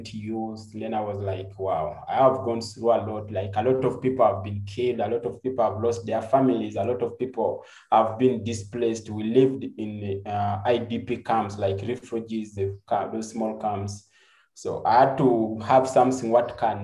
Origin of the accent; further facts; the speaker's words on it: Uganda; also born or lived in Jinja, Uganda / Soroti, Uganda / northern Uganda; grew up from different areas of Uganda. But majorly, I grew up like in Jinja and so Soroti, and also the northern part of Uganda